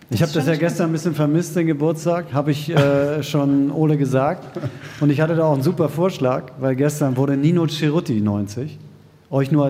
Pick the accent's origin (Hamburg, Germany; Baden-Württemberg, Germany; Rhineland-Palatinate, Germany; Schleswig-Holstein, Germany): Hamburg, Germany; ich sage als Hamburger, ich finde, Hamburg ist eine geile Stadt